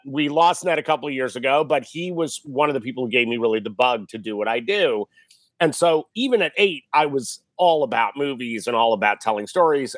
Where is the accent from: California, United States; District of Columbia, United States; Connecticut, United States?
Connecticut, United States; Westport; I grew up in Westport, Connecticut